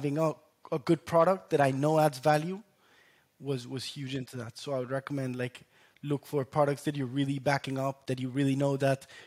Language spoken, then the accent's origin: English; Colombia; moved away; I was national champion in my home country, Colombia, growing up.